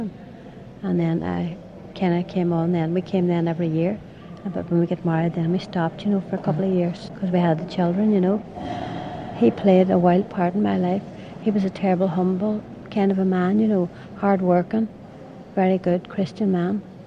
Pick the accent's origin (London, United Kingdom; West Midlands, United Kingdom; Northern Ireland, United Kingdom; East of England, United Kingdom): Northern Ireland, United Kingdom; Derry; I'm from Derry